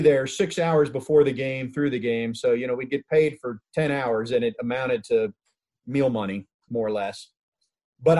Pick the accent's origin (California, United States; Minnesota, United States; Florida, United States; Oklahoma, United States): Florida, United States; Fort Lauderdale; when I was growing up in the Fort Lauderdale area in the 70s